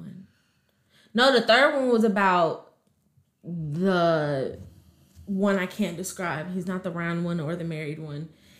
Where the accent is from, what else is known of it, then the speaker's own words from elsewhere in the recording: Chicago, Illinois, United States; and I don't have a Chicago accent.